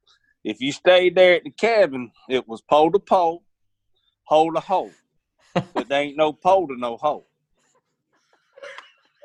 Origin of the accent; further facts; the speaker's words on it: Milton, Florida, United States; I grew up on Blackwater River in East Milton